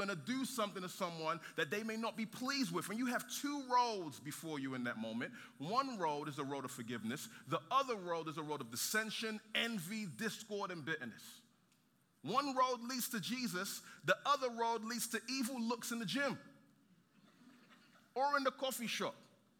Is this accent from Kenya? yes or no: no; London, United Kingdom; moved away as an adult; also born or lived in Nigeria; now in San Antonio, United States; I was born in Nigeria, then I moved to London when I was 9. 7 odd years ago, my wife and I moved to San Antonio.